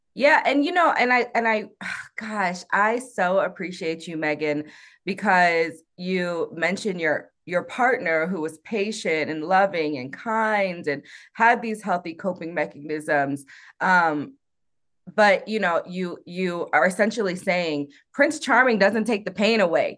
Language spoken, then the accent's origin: English; South Korea; now in Colorado Springs, United States; I'm from Korea, which is a peninsula technically